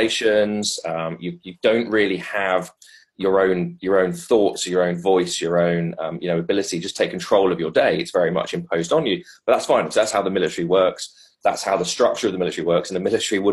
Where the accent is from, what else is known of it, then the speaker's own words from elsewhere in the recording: England, United Kingdom; also born or lived in South Africa; as an Englishman